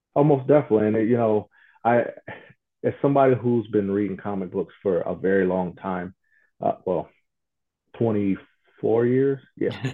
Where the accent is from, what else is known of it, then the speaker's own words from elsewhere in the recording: Toledo, Ohio, United States; my hometown in Toledo, Ohio